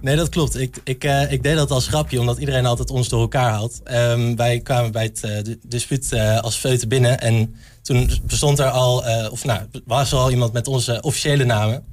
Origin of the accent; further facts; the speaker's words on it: Arnhem, Gelderland, Netherlands; moved away as an adult; now in Enschede, Netherlands; ik kom zelf uit Arnhem, ik kom uit de stad